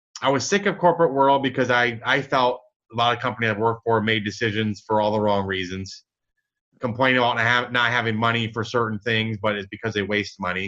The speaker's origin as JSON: {"language": "English", "region": "Michigan", "country": "United States", "tie": "born or raised there", "moved": "yes", "lives_now": "Dallas, United States", "said": "I grew up in Michigan. I'm in Dallas now"}